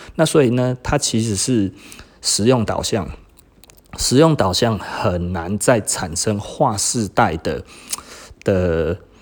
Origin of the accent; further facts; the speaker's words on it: Taiwan; 我们台湾人是有一点政治太过于狂热了